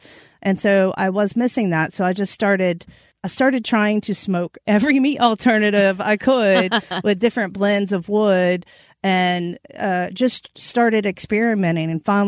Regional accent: North Carolina, United States; So I'm from Eastern North Carolina.

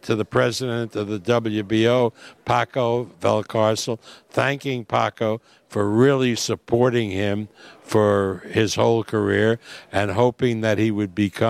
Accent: United States; I'm an American

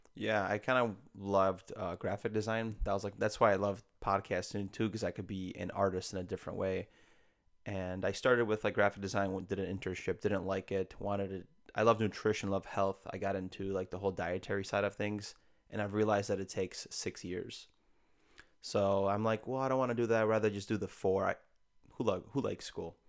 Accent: Chicago, Illinois, United States; also born or lived in Poland; I was born in, I was raised in Chicago for the most of my life

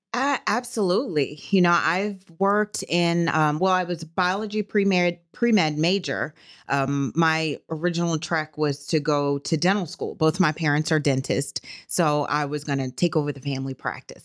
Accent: New Orleans, Louisiana, United States; moved away as an adult; now in Fort Worth, United States; I'm from New Orleans. I'm born and raised in New Orleans, but I have Texas roots

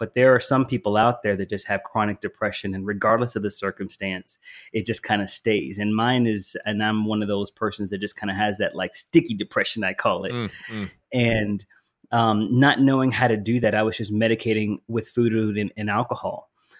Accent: the South, United States; also born or lived in Philadelphia, Pennsylvania; I am Southern. Even though I was born in Philly, I'm a Southerner, so I can talk.

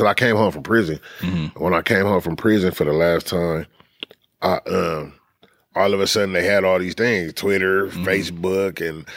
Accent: Los Angeles, California, United States; also born or lived in Inglewood, California; I was born in Los Angeles

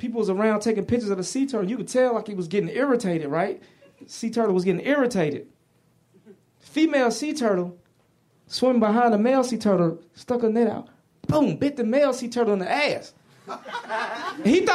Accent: the South, United States; I'm from the South.

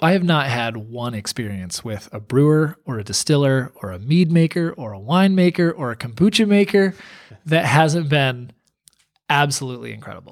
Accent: United States; moved away as an adult; now in Portland, Maine, United States; we're not Mainers, you know, we're from New York

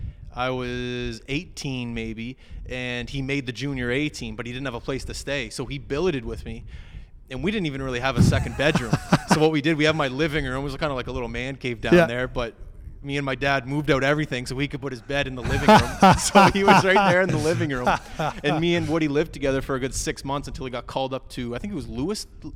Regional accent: Halifax, Nova Scotia, Canada; that's my hometown.

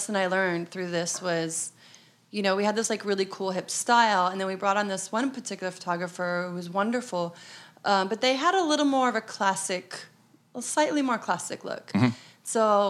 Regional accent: Arizona, United States; moved away as an adult; now in New York, United States; No, we're from Arizona.

